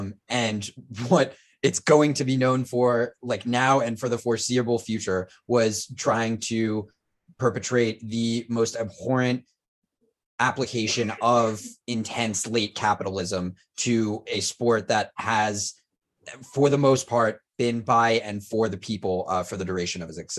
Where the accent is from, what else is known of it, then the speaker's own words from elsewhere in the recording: New York City, New York, United States; We grew up in New York City